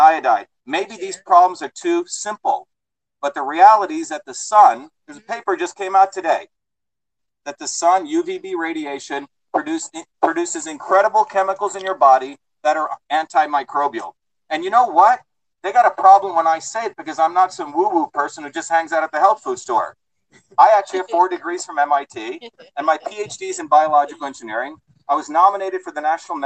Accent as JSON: {"language": "English", "region": "New Jersey", "country": "United States", "tie": "born or raised there", "moved": "yes", "lives_now": "Concord, United States", "said": "I grew up in New Jersey."}